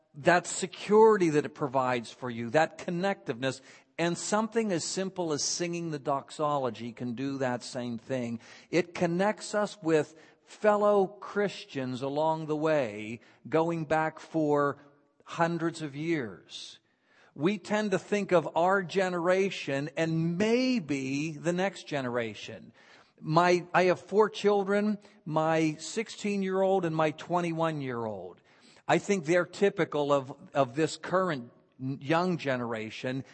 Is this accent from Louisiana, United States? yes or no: no; Beaver Falls, Pennsylvania, United States; also born or lived in Philadelphia / Washington, D.C. / Southern California / Florida; now in Vero Beach, United States; I grew up in Beaver Falls, Pennsylvania